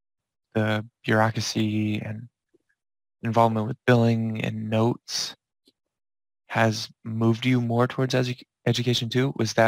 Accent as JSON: {"language": "English", "town": "West Hartford", "region": "Connecticut", "country": "United States"}